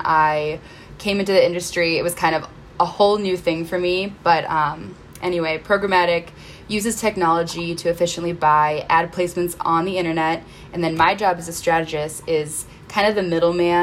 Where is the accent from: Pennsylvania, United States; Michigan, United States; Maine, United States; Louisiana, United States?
Michigan, United States; Northville; moved away as an adult; now in Chicago, United States; I grew up in Northville, Michigan